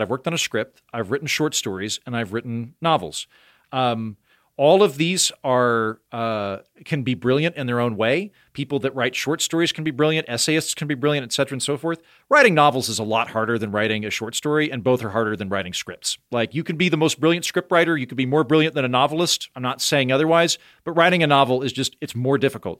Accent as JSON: {"language": "English", "region": "Oklahoma", "country": "United States", "accent": "Oklahoma", "moved": "yes", "said": "leaning into my Oklahoma accent"}